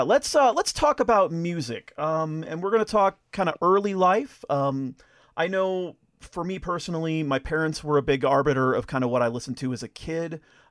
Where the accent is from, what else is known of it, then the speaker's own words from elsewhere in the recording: Colorado, United States; my home state of Colorado.